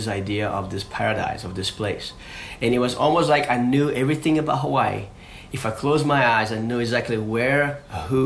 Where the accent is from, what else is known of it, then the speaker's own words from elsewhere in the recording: Rio de Janeiro, Brazil; I grew up in Rio